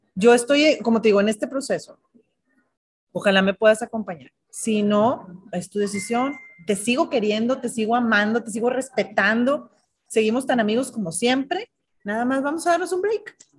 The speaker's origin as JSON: {"language": "Spanish", "town": "Monterrey", "region": "Nuevo León", "country": "Mexico", "said": "Como somos los regios"}